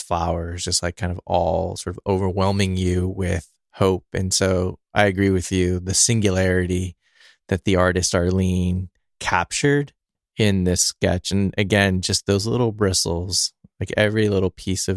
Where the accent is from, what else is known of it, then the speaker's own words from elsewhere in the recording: California, United States; I'm a Californian